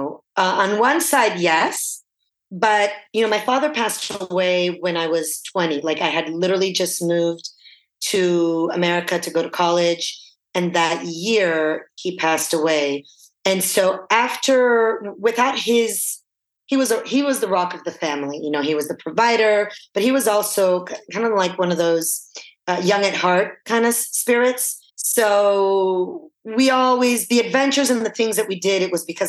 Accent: Florence, Tuscany, Italy; now in California, United States; I was born in Florence

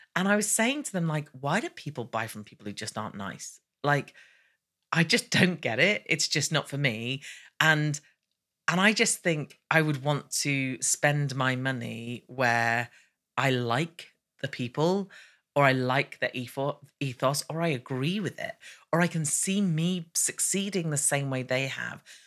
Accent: United Kingdom; I'm British

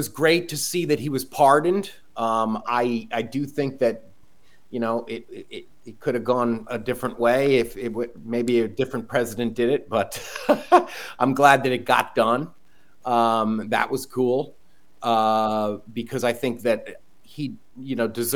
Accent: Connecticut, United States; Camden, Connecticut.

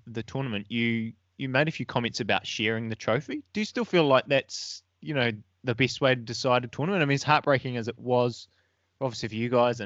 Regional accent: England, United Kingdom; now in New Zealand; I'm from the UK, from England originally.

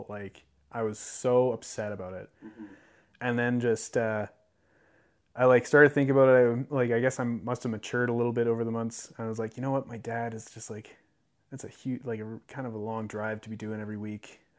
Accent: Spruce Grove, Alberta, Canada; moved away; also born or lived in McGrath, Alberta / Lethbridge, Alberta; Yeah, most of my childhood memories are from Spruce Grove.

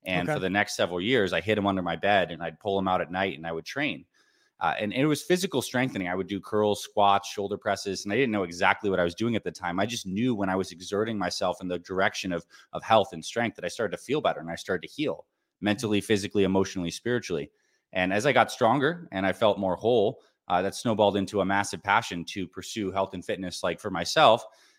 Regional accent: Syracuse, New York, United States; When I was growing up, I was born in Syracuse, New York. And I had a pretty average childhood.

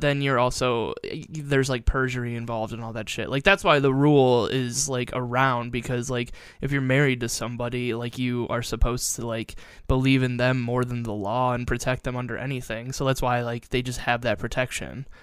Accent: Perrysburg, Ohio, United States; growing up in Perrysburg, we had Fort Meggs

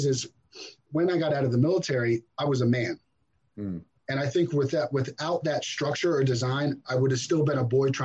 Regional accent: New Jersey, United States; also born or lived in Brooklyn, New York; I grew up in New Jersey for the most part. I was born in Brooklyn, but pretty much grew up in New Jersey.

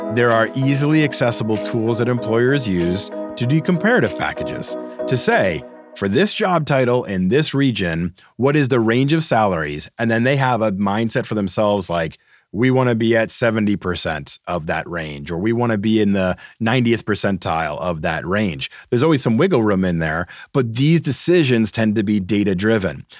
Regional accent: Boston, Massachusetts, United States; moved away; Boston, my hometown

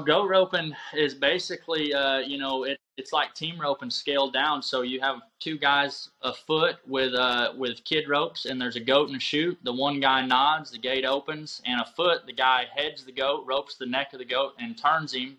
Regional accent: Union City, Michigan, United States; moved away as an adult; also born or lived in Powell, Wyoming / Oklahoma; now in Jay, Oklahoma, United States; I grew up in Michigan, uh, Union City, Michigan. It's the southwest uh, southwest part of Michigan

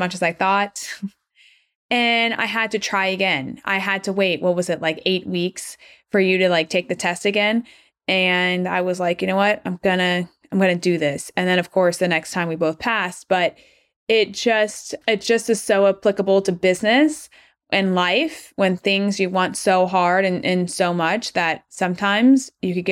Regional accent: Atlanta, Georgia, United States; moved away as an adult; also born or lived in Rochester, New York / Portland, Oregon / Irvine, California; I'm from Atlanta, Georgia. I was born and raised there all the way up until grad school

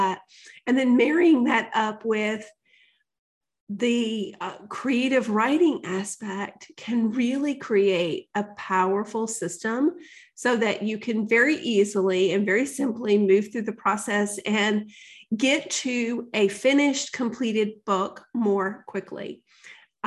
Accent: the South, United States; I grew up in the South

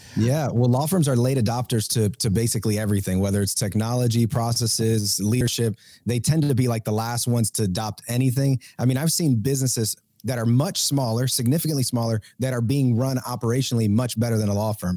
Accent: Puerto Rico; moved away; also born or lived in Georgia, United States; I am originally from Puerto Rico

